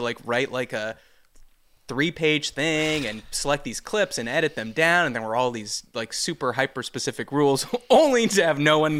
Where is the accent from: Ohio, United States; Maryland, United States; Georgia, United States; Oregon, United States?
Georgia, United States; Atlanta; And when I said I was from Atlanta and they're like, oh, what were you doing there?